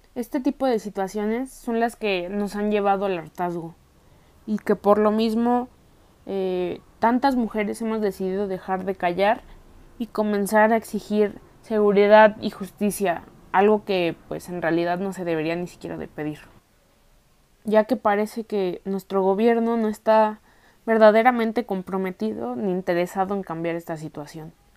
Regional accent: Mexico; nuestra historia, e identidad como mexicanos

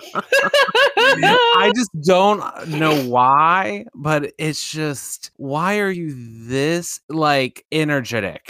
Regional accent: eastern Virginia, United States; I'm still from Virginia

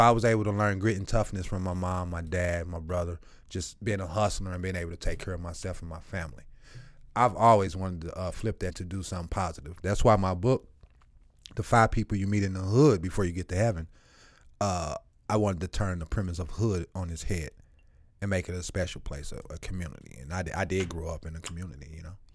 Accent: St. Louis, Missouri, United States; also born or lived in Eureka, Missouri; I'm bussed from South Saint Louis, twenty-seven miles away from my home

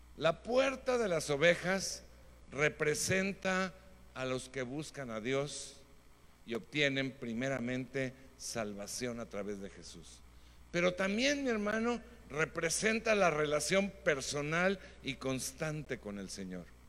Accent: Mexico; Nosotros como mexicanos tenemos características muy buenas.

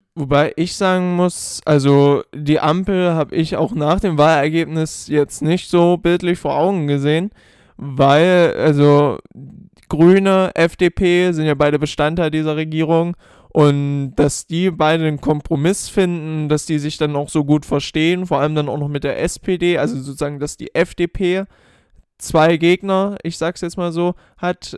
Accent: Germany; uns jetzt halt immer so als Deutsche

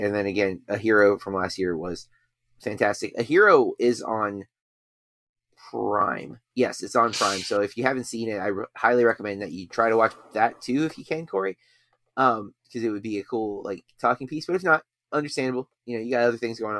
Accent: United States; we are American

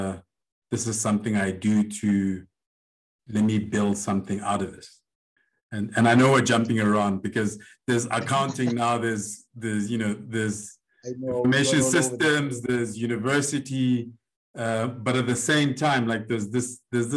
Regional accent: Lesotho; having grown up in Lesotho

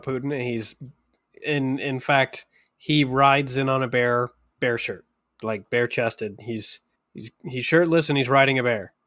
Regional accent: Canada

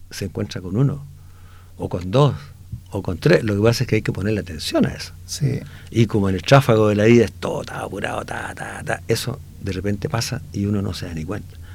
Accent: Inca de Oro, Atacama, Chile; also born or lived in Copiapó; yo nací en Inca de Oro.

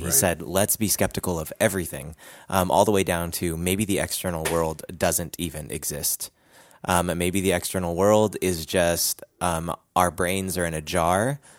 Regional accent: Philippines; I'm Filipino.

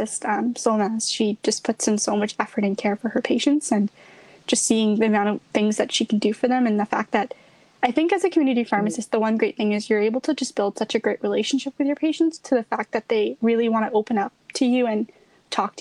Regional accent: Canada; also born or lived in India; I actually wasn't born in Canada. I came from India. I came here when I was 4

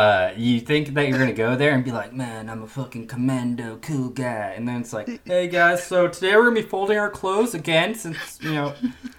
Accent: Washington, United States; moved away as an adult; also born or lived in San Diego; It's where I'm from, born and raised. The Shires of WA.

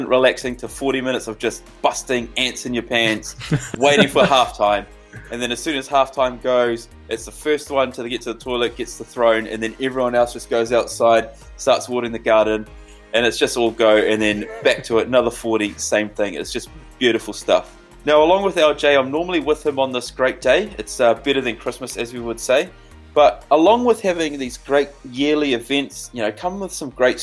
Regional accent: New Zealand; As a Kiwi

